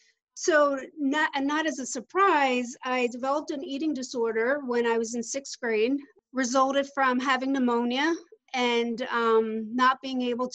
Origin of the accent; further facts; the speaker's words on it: Philadelphia, Pennsylvania, United States; now in Orlando, United States; I'm originally from the Philadelphia area. I live in Orlando, Florida now